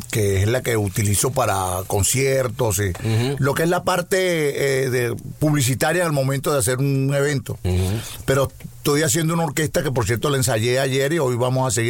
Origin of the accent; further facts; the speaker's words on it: Caracas, Capital District, Venezuela; Yo soy caraqueño.